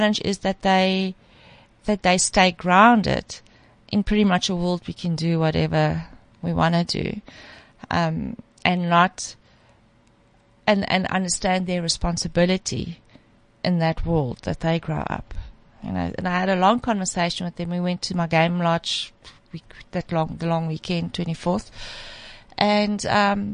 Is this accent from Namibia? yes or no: no; South Africa; as a South African